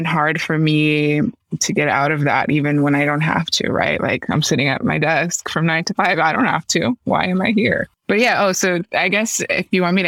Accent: Miami, Florida, United States; I'm from Miami

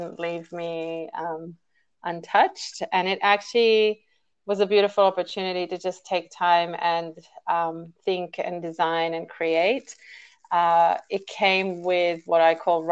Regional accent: Israel; now in Sydney, Australia; I am a Sydney-sider at the moment, but I hail from Israel originally.

